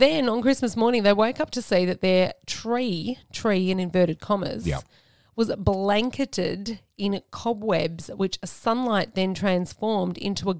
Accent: Australia; we're Australian, we're very Aussie

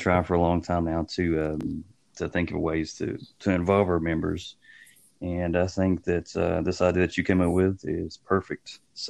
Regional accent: Kentucky, United States; I'm from Kentucky

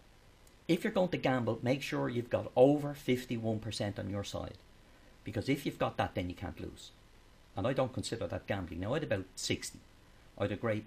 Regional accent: Dublin, Leinster, Ireland; I came from Cabra, so there was no fields around.

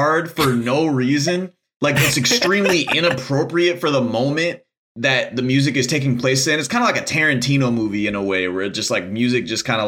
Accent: Detroit, Michigan, United States; I grew up in Detroit, Michigan, and Detroit is a super, it's dense culturally

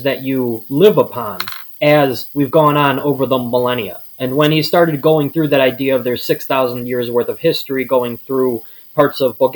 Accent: Chicago, Illinois, United States; I'm from Chicago

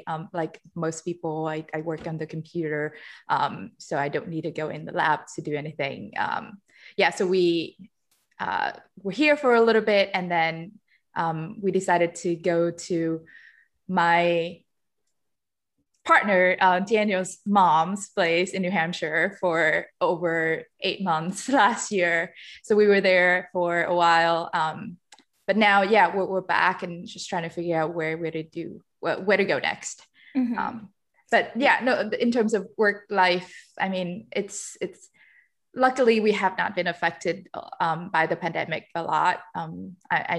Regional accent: Vietnam; moved away as an adult; now in Philadelphia, United States; I'm from Vietnam. I came here to the US 10 years ago

